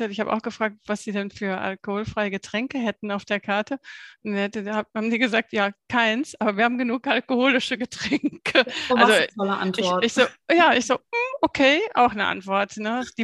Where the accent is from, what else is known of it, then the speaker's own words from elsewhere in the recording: Hungen, Hesse, Germany; hier in Hungen, ich komme ja aus Hungen